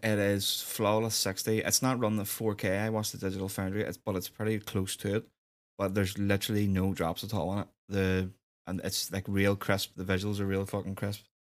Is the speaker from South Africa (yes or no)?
no; Northern Ireland, United Kingdom